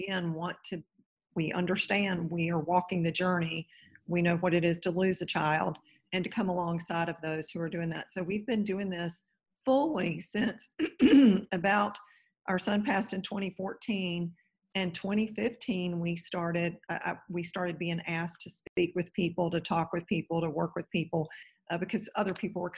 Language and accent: English; Raleigh, North Carolina, United States; now in Naples, United States; I'm originally from Raleigh, North Carolina. I'm in Naples, Florida today